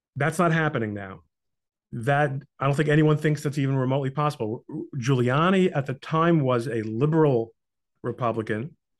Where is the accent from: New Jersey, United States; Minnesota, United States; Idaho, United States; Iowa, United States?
New Jersey, United States; Brooklyn; now in New Jersey, United States; I lived in Brooklyn till I was nine years old